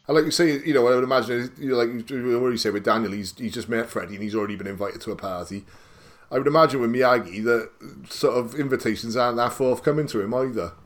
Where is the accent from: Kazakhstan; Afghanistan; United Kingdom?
United Kingdom; a sort of teenager growing up in Britain